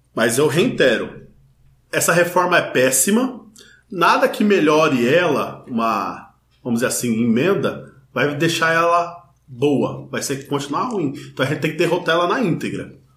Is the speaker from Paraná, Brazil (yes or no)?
no; interior of São Paulo state, Brazil; moved away; Eu sou do interior do estado de São Paulo